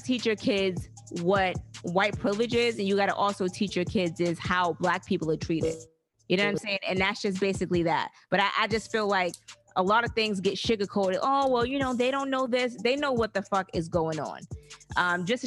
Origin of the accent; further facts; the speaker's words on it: Alabama, United States; we are from Alabama